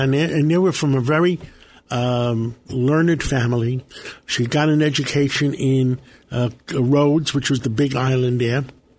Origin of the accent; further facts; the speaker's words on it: New York City, New York, United States; also born or lived in Tennessee; I grew up in Harlem on 135th Street, right off Amsterdam Avenue.